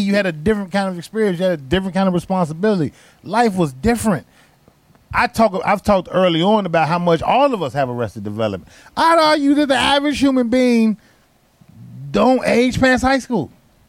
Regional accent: Chicago, Illinois, United States; Growing up on the South Side

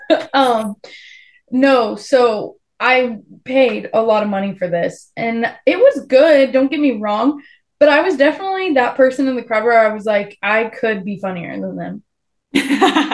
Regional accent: The Woodlands, Texas, United States; I'm from the Woodlands, closer to Conroe, but the Woodlands

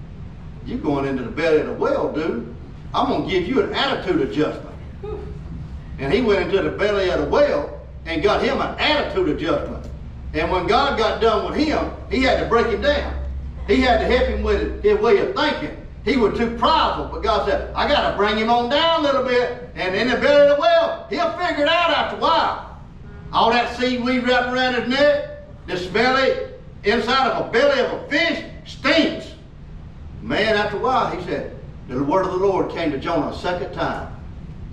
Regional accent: United States; I'm proud of being American

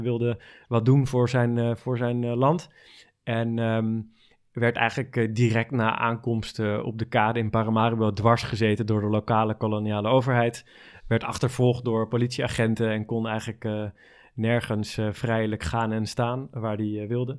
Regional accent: Amsterdam, North Holland, Netherlands; Ik ben eh, geboren en getogen in Amsterdam

